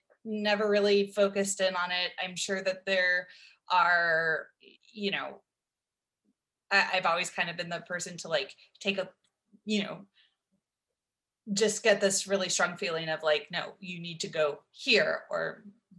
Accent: Dallas, Texas, United States; also born or lived in Nacogdoches, Texas; I live here in Dallas, Texas. It's where I grew up.

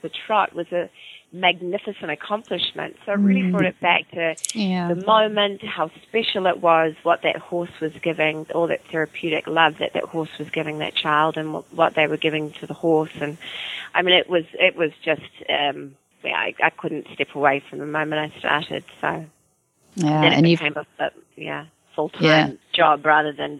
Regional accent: Auckland, New Zealand; accent: Kiwi; moved away as an adult; now in New York City, United States; growing up in New Zealand, volunteered as a student, as a high school student, with a therapeutic riding program.

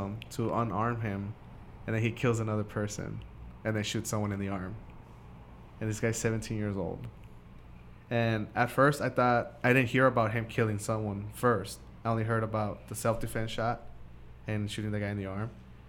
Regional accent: Washington, District of Columbia, United States; Because I say I'm from Washington.

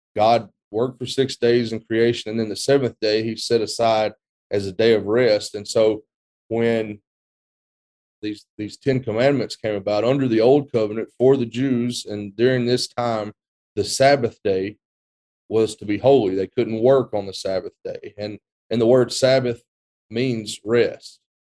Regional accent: West Alabama, United States; moved away as an adult; also born or lived in Memphis, Tennessee; now in Roscoe, Texas, United States; I'm originally from West Alabama, not too far from where Houston grew up

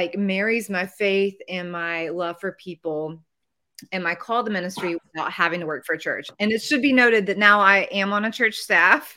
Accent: Dallas, Texas, United States; also born or lived in Mississippi; I grew up in Dallas, Texas, outside of Dallas, Texas

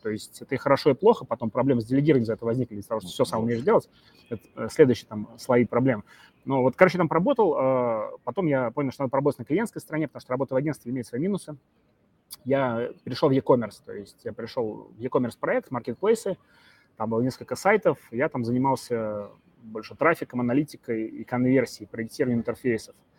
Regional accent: Samara, Samara Oblast, Russia; я из Самары

